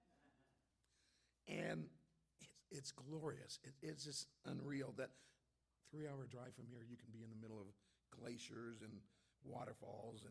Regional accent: Antelope Valley, California, United States; I'm from the Antelope Valley

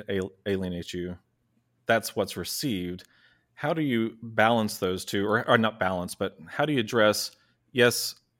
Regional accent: Chicago, Illinois, United States; You know, I'm from Chicago.

